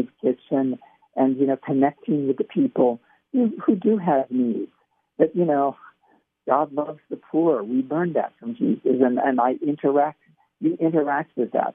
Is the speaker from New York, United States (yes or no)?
no; Pasadena, California, United States; I grew up in California. My parents, and I grew up in Pasadena and Pasadena area